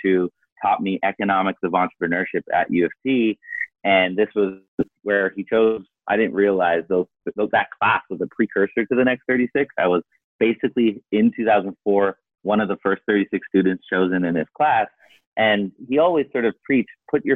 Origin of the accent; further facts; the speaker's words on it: Canada; moved away; me being Canadian